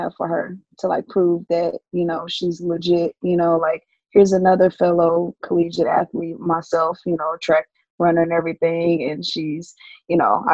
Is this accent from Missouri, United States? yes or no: yes; St. Louis, Missouri, United States; moved away as an adult; now in Irvine, United States; I'm originally from St. Louis, and I moved out here to Irvine, California